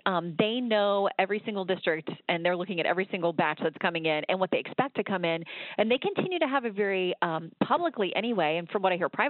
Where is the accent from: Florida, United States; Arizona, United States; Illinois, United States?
Florida, United States; in Florida to get something fixed after 2000, which is a national embarrassment for my home state.